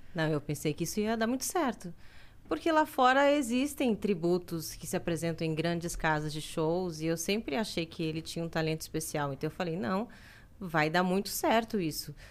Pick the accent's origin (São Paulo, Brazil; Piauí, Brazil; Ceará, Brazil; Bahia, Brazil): Bahia, Brazil; Salvador; moved away; Eu sou baiana e na, eu morava em Salvador